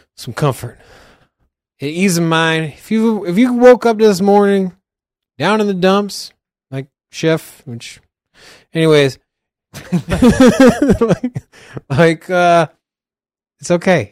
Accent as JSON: {"language": "English", "region": "Virginia", "country": "United States", "moved": "yes", "lives_now": "Las Vegas, United States", "said": "I'm originally from Virginia. Before I came to Vegas"}